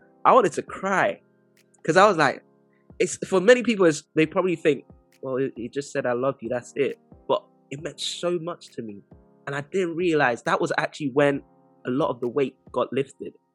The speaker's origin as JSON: {"language": "English", "country": "Nigeria", "moved": "yes", "lives_now": "United Kingdom", "said": "I'm from Nigeria"}